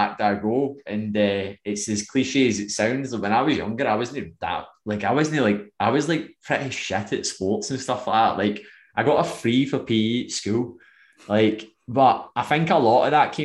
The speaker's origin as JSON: {"language": "English", "town": "Irvine", "region": "Scotland", "country": "United Kingdom", "also_born_or_lived": "Coylton, Scotland", "said": "I'm from Irvine"}